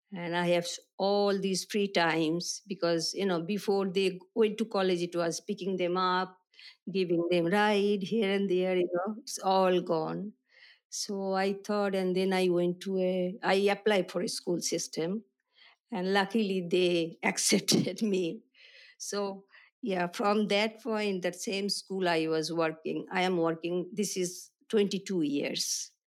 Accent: Kolkata, West Bengal, India; I was born in India, Calcutta

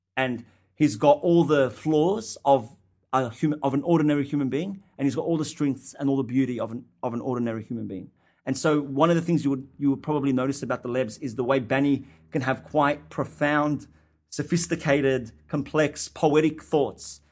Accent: Sydney, New South Wales, Australia; an Arab Australian Muslim kid growing up in Western Sydney

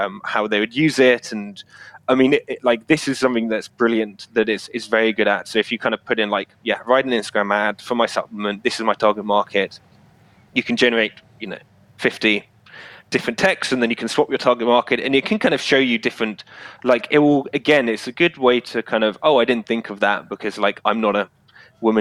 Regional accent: United Kingdom; I'm obviously British

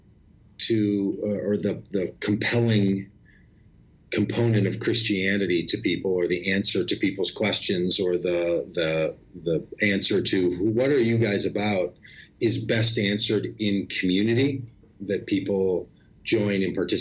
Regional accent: Golden Valley, Minnesota, United States; I grew up in Minnesota.

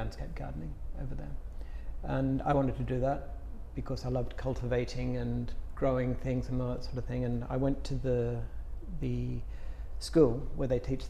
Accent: Sydney, New South Wales, Australia; I'm from Sydney. Australia.

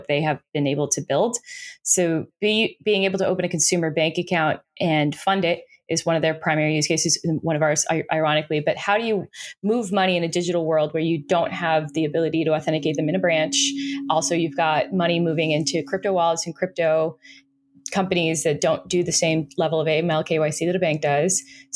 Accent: Florida, United States; I'm from Florida.

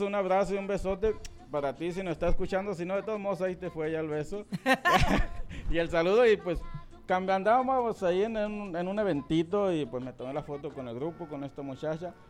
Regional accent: Sonora, Mexico; estoy en la pura línea de de Sonora, Sinaloa, criado en Sonora

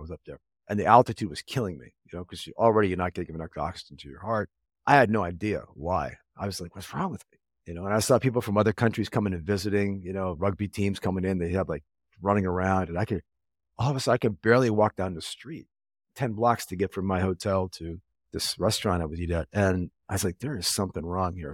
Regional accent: Northern Virginia, United States; moved away as an adult; now in Panama; I'm from Virginia originally, like, the D C suburbs, uh, Northern Virginia

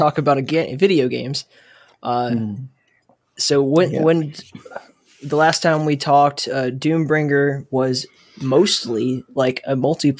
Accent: Ireland; It's crazy, though, but because we're like Irish people are famously potato people.

